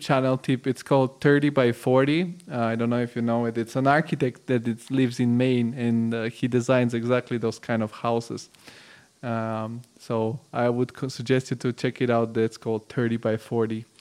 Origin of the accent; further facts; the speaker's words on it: Bulgaria; I'm originally from Bulgaria, which is an Eastern European country, and I was born in the '90s